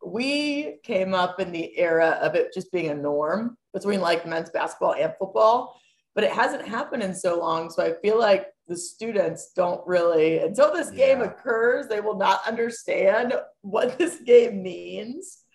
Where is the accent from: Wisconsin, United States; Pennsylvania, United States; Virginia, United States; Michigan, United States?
Pennsylvania, United States; Butler; moved away as an adult; also born or lived in Clemson / Mississippi State; now in Pittsburgh, United States; I'm from Butler, PA, which is also the backwoods